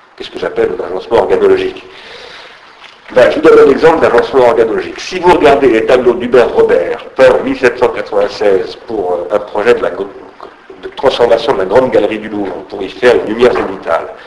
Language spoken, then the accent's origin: French; Sarcelles, Île-de-France, France; quand j'étais gamin, j'habitais à Sarcelles